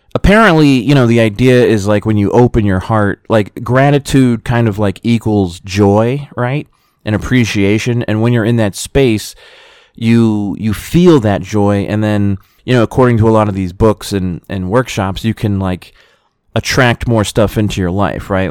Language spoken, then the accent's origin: English; United States; being an American